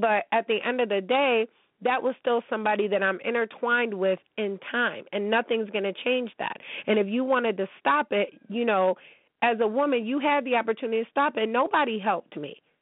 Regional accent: United States; I'm American.

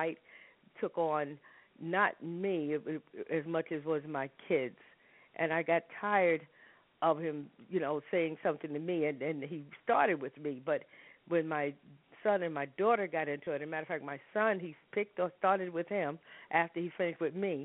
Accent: New York City, New York, United States; moved away as an adult; also born or lived in Harlem; I tell people I was born in Harlem and raised in the South Bronx

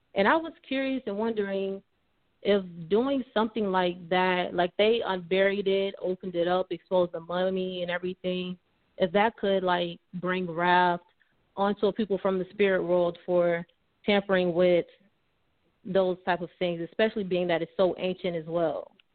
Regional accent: Florida, United States; I'm from Florida

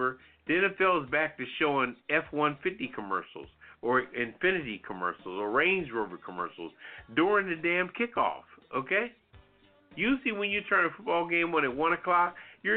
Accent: Philadelphia, Pennsylvania, United States; Born and raised in Philadelphia

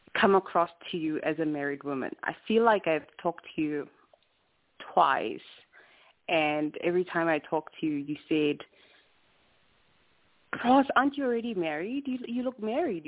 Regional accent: South Africa; now in Salt Lake City, United States; I'm from South Africa

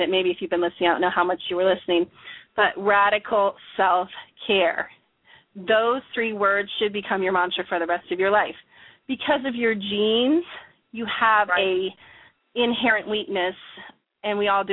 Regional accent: Chicago, Illinois, United States; I grew up in Chicago.

